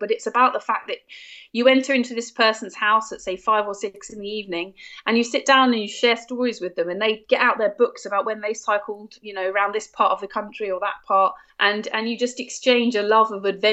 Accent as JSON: {"language": "English", "country": "United Kingdom", "said": "as a British citizen"}